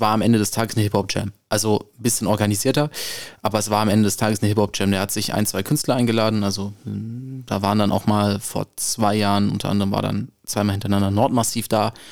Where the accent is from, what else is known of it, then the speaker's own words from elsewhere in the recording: Frankfurt, Hesse, Germany; ich komme aus der Nordweststadt, ich wohne